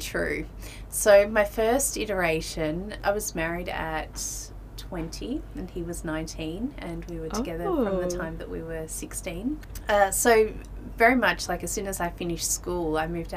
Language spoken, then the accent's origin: English; Melbourne, Victoria, Australia; moved away as an adult; now in Bali, Indonesia; I'm from Melbourne in Australia, and I grew up in a, fairly typical working class family in the outer suburbs